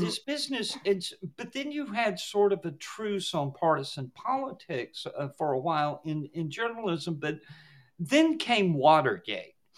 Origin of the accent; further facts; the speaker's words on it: the Solid South, United States; I grew up in the Solid South back in the day